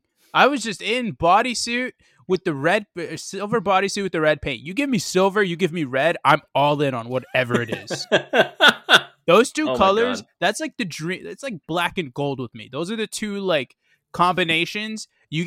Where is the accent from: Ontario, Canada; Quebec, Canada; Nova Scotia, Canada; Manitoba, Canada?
Manitoba, Canada; Winnipeg; I'm from Winnipeg, you idiot.